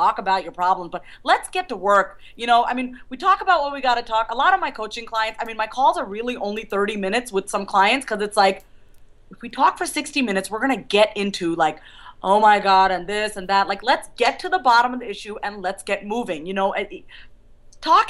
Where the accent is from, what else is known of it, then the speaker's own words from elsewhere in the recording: New York, United States; now in Kansas, United States; I was born and raised in New York